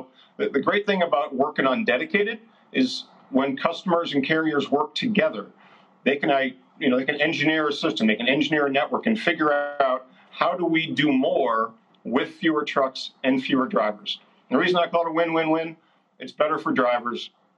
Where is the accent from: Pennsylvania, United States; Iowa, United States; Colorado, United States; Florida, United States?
Iowa, United States; Hey, well, I'm an Iowan, but, you know, I'm over in Wisconsin today